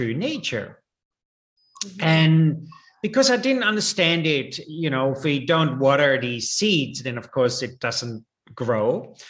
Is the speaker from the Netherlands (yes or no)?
yes; Netherlands; moved away as an adult; also born or lived in India / Nepal / Australia; I was born in Holland and raised there.